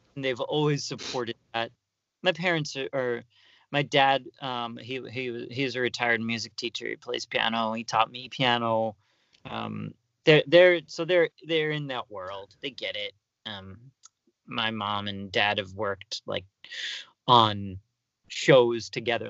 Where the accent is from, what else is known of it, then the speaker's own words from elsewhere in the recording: New York, United States; moved away as an adult; now in Los Angeles, United States; I'm from New York